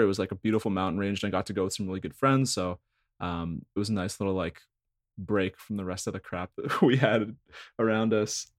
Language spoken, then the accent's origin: English; Thornhill, Ontario, Canada; also from Thornhill